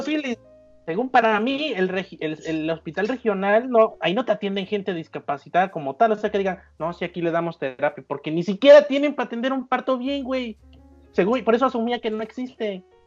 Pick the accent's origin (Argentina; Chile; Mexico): Mexico; Veracruz; accent: jarocho; mi, de mi, de mi acento jarocho